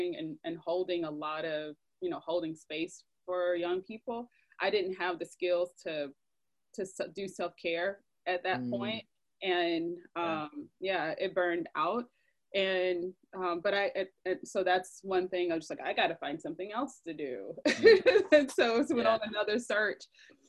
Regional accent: the South, United States; I felt maybe I was protected from in a sense of growing up in the South with my family primarily.

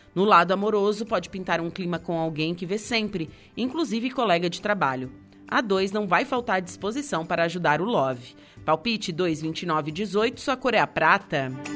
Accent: Torres, Rio Grande do Sul, Brazil; now in Santa Catarina, Brazil; Eu sou de Torres, é, então é uma hum. cidade turística

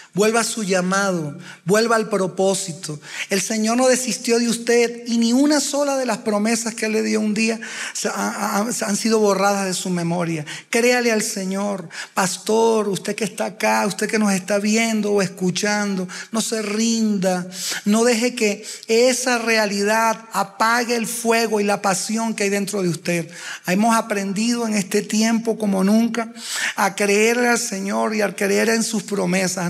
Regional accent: Uruguay; now in Venezuela; Yo no nací en Venezuela, mi esposa tampoco, yo uruguayo

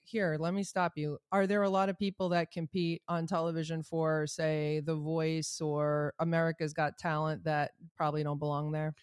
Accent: Rhode Island, United States; I'm from Rhode Island.

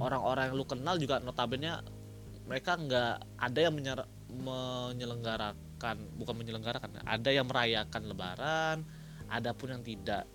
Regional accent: Batam, Riau Islands, Indonesia; also born or lived in Jatinangor, West Java; now in South Korea; Gua dari Batam, dari Batam.

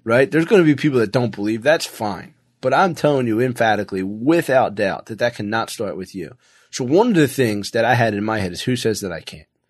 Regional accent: Philadelphia, Pennsylvania, United States; now in Florida, United States; I came from a blue collar town. I came from Philly

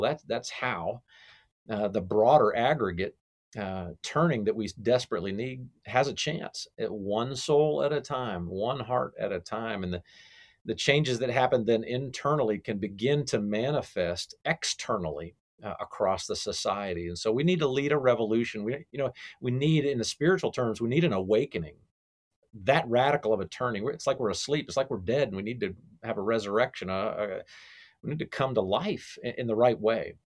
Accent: Cobb County, Georgia, United States; here in my hometown here, Cobb County, Georgia.

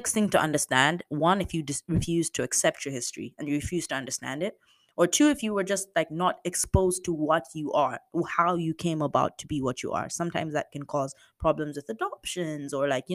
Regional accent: Zambia; moved away as an adult; I'm from Zambia

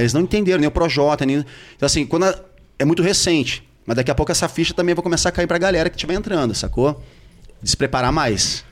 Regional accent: Rio de Janeiro, Brazil; eu sou carioca, conheço muito bem toda aquela região ali do Projac

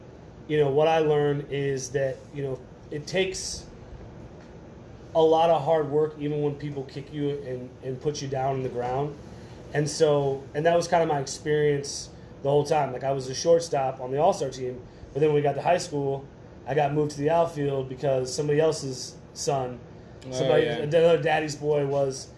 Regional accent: Elkhart, Indiana, United States; also born or lived in Bremen, Indiana; I was born in Elkhart

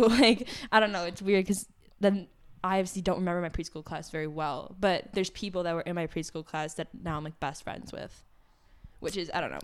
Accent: Park Ridge, Illinois, United States; I grew up in Park Ridge my entire life

